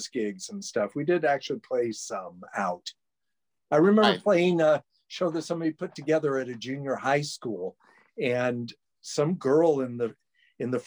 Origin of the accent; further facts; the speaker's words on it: Lake County, California, United States; I grew up in Lake County, California, which is up in the sticks